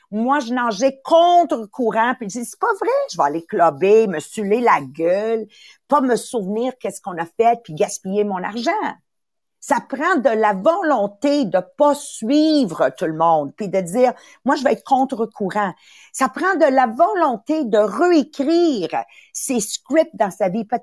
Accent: Montreal, Quebec, Canada; Moi, j'ai été élevée à Montréal-Nord. Il y avait beaucoup, beaucoup de, de racisme, si tu veux.

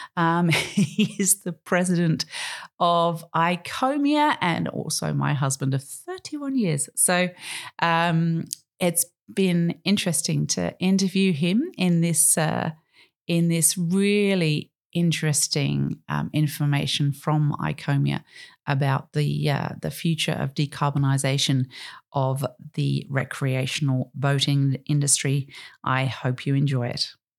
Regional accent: Australia; as an Australian

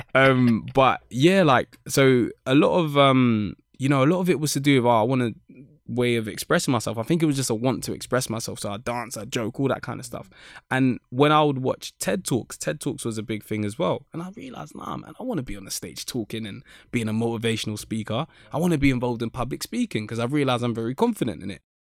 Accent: London, United Kingdom; I was born in Saint Thomas's Hospital, Westminster, 'cause I'm literally in Kennington, which is just down the road, basically. So that's where I was born, and I've always lived in that area

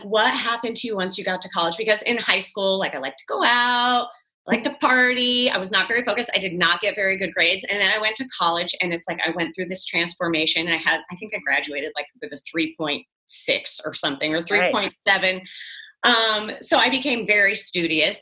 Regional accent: Waterford, Connecticut, United States; moved away; also born or lived in Westerly, Rhode Island / New York / Los Angeles; I grew up in a small town in Connecticut called Waterford, Connecticut

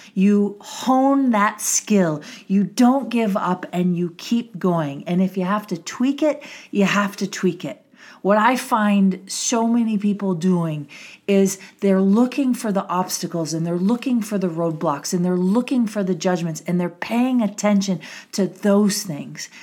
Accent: Milwaukee, Wisconsin, United States; I grew up in Wisconsin. Yes, I'm a cheesehead

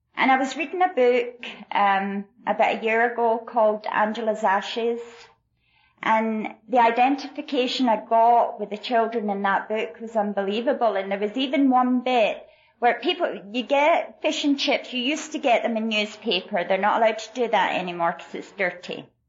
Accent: Glasgow, Scotland, United Kingdom; now in El Paso, United States; I was born in Glasgow, Scotland and, um, was born into really extreme poverty alcoholic family

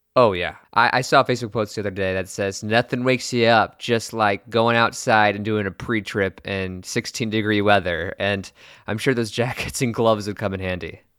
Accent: Nebraska, United States; I'm from Nebraska

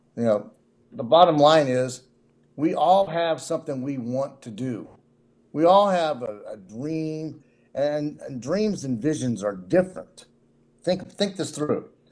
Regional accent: Cincinnati, Ohio, United States; also born or lived in Nashville; I'm from Cincinnati, but I'm in Nashville, uh, down here a lot.

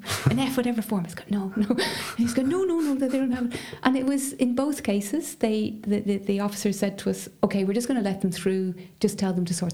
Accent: Dublin, Leinster, Ireland; growing up in Dublin, and I would have lived in a sort of fairly middle class area.

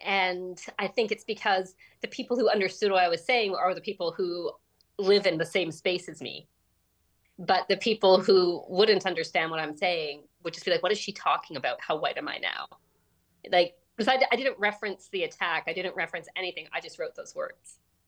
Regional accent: Canada; It's just that, you know, really, I grew up in this culture where, you know, while I grew up in Canada, there were a lot of values that I was being, you know, expected to embody that weren't reflective of Western society.

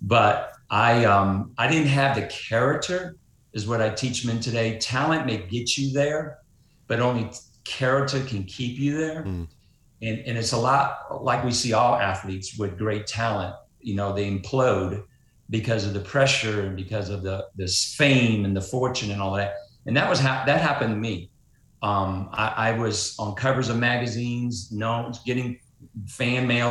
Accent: New Orleans, Louisiana, United States; I grew up in New Orleans, Louisiana

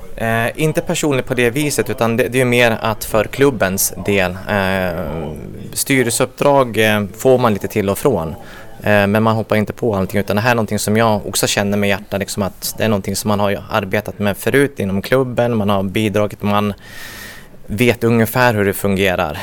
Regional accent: Gävle, Gävleborg County, Sweden; född och uppvuxen i Gävle

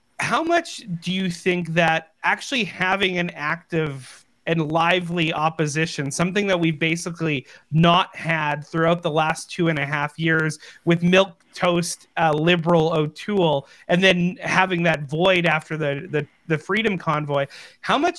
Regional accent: Canada; as Canadian citizens

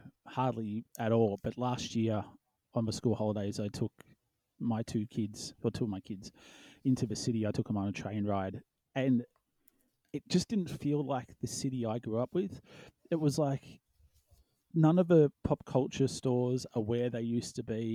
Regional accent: Melbourne, Victoria, Australia; how I viewed Melbourne in the north, completely different. You know, like, the city was a 15-minute cab ride when I was 18

